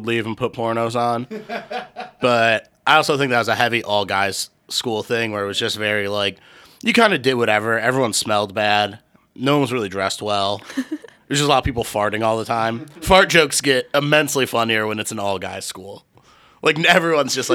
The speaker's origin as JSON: {"language": "English", "town": "Cleveland", "region": "Ohio", "country": "United States", "tie": "born or raised there", "said": "I grew up in Cleveland"}